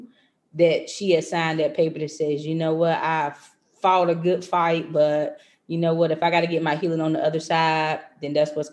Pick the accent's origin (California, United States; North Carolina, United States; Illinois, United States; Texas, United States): North Carolina, United States; moved away as an adult; now in Maryland, United States; I transitioned from North Carolina, because I'm from North Carolina, to come to Maryland